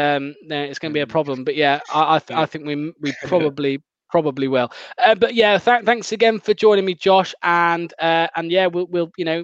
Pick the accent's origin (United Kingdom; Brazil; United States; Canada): United Kingdom; Wales; Well, I'm actually Welsh